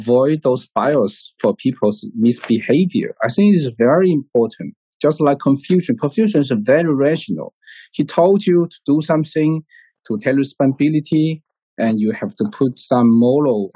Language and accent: English; Hainan Island, China; English is a second language; also born or lived in Lanzhou / United Kingdom / Singapore; I was born in Hainan Island